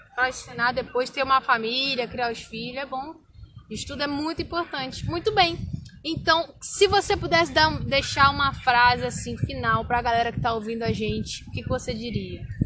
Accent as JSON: {"language": "Portuguese", "region": "Rio de Janeiro", "country": "Brazil", "moved": "yes", "lives_now": "Luís Eduardo Magalhães, Brazil", "said": "eu sou carioca"}